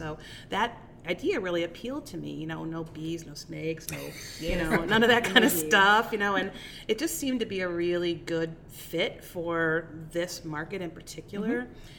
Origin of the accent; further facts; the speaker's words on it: Euclid, Ohio, United States; I grew up here in Cleveland. I grew up in Euclid.